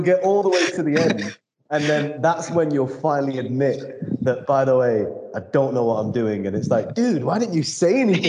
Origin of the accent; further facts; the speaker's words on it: United Kingdom; Being a British Indian guy